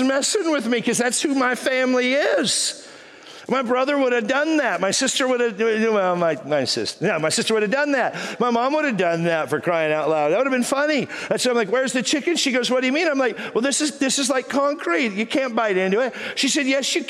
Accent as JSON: {"language": "English", "region": "Texas", "country": "United States", "moved": "as an adult", "lives_now": "San Diego, United States", "said": "I'm from Texas"}